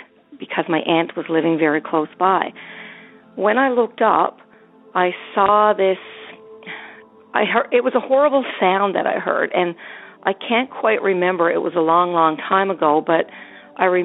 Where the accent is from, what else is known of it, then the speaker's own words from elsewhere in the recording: Newfoundland and Labrador, Canada; I'm from Newfoundland